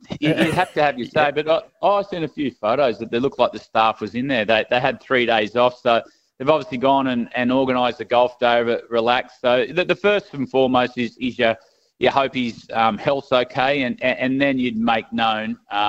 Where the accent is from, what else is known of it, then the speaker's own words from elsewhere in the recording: Queanbeyan, New South Wales, Australia; I'm from Queanbeyan, as you just said there. I played for the Canberra Comets.